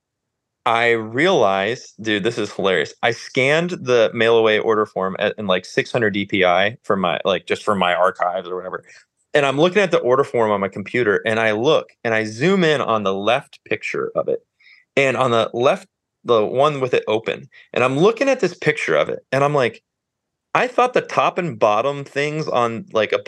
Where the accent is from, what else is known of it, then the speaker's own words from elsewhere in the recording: Northeast Ohio, United States; moved away as an adult; also born or lived in Nashville; I grew up in Ohio, moved back a couple years ago.